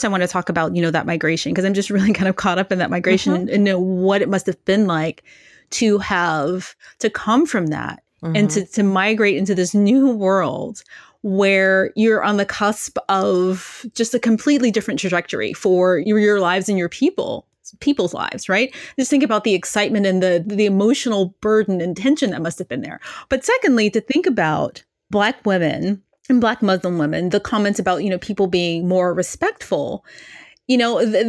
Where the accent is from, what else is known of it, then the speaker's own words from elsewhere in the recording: Memphis, Tennessee, United States; I grew up in the deep, deep South in Memphis, Tennessee